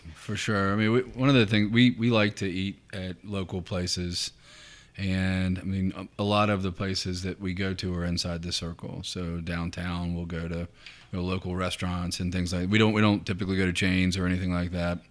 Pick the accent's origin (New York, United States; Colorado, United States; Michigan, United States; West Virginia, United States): West Virginia, United States; Lewisburg; also born or lived in New Mexico; now in Lexington, United States; my hometown is, is, um, is Lewisburg, so where the Greenbrier Resort is